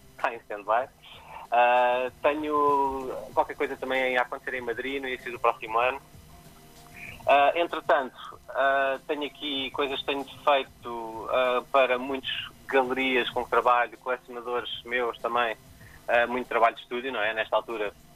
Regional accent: Cascais, Lisbon, Portugal; eu sou de Cascais, eu, tô, eu tô, vivo e trabalho em Cascais

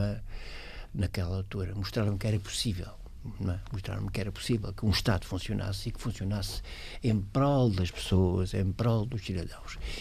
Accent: Portugal; moved away as an adult; also born or lived in Sweden; na minha terra

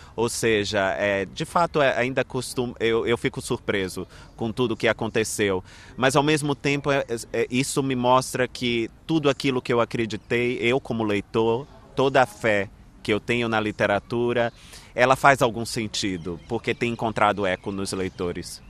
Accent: Brazil; nas minhas origens, né? na história deste lugar de onde eu vim

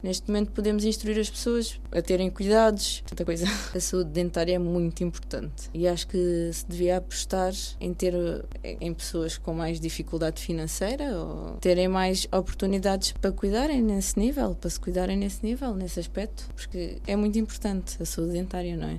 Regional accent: Almada, Setúbal, Portugal; eu cresci, nasci e cresci em Almada, no bairro do Raposo

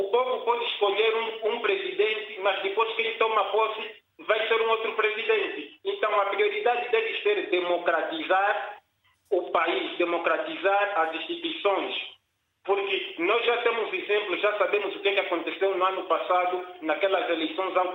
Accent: Nampula, Mozambique; moved away; estive de férias na minha terra natal, isto é, cidade de Moçambique, província de Namibia.

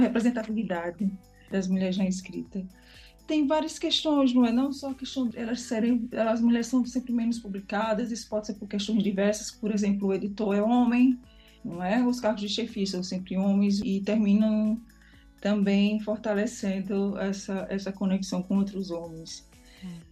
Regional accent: Brazil; now in Lisbon, Portugal; nasci no Brasil

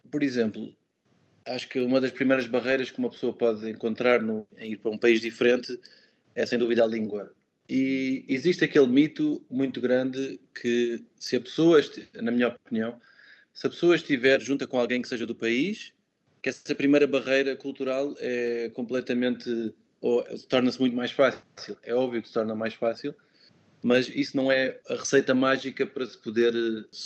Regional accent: Portugal; now in Munich, Germany; foi a primeira vez que eu consegui sair de Portugal por um período mais alargado

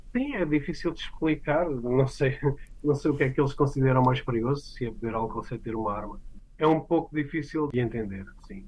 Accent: Santiago do Cacém, Alentejo, Portugal; now in Arlington, United States; Sou do Alentejo, do Baixo Alentejo

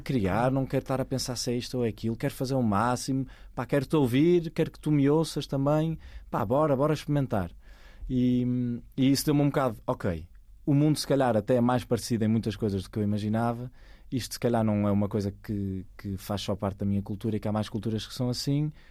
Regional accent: Maia, Norte, Portugal; moved away as an adult; also born or lived in Porto; now in Lisbon, Portugal; nasci no Porto, nasci na, vivi na Maia quase metade da minha vida

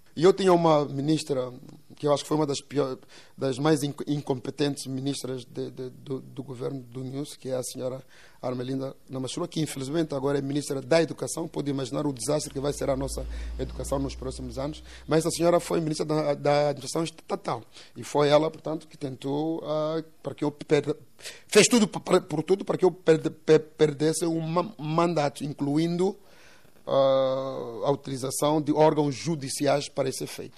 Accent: Quelimane, Zambezia, Mozambique; em Sangarivera, portanto, que é mesmo o, o bairro onde eu cresci

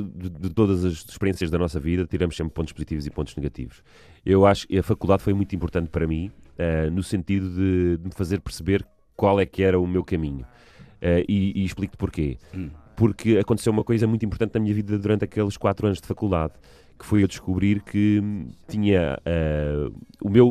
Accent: Almada, Lisbon, Portugal; also born or lived in Sobreda; voltámos para, para a margem sul no meu quinto ano de escolaridade, tinha eu provavelmente os meus nove anos

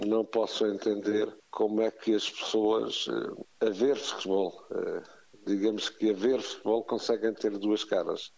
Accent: Algarve, Portugal; sou algarvio

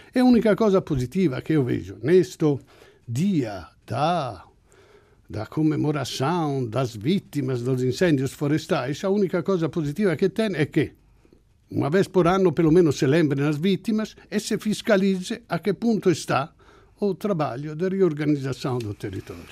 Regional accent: Italy; Portuguese is a second language; now in Portugal; eu venho da Itália

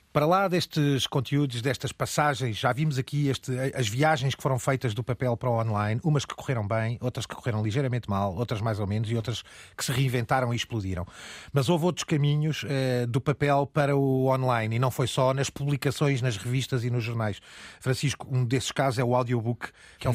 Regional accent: Aveiro, Centro, Portugal; na minha terra natal, em Aveiro

